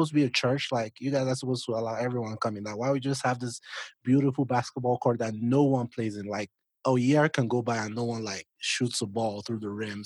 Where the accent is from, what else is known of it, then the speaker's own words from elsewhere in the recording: Nigeria; moved away; I'm originally from Nigeria